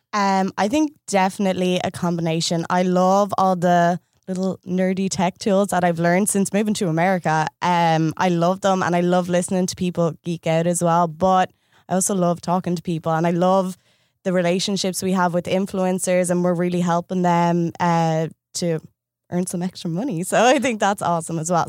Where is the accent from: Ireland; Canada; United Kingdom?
Ireland; moved away as an adult; I moved here from Ireland nine months ago